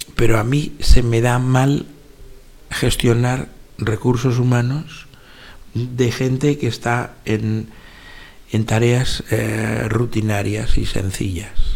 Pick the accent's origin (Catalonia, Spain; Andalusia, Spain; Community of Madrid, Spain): Community of Madrid, Spain; Madrid; Yo soy madrileño y he vivido un buen número de años dentro de la ciudad de Madrid y después bastantes años en pueblos, que rodean Madrid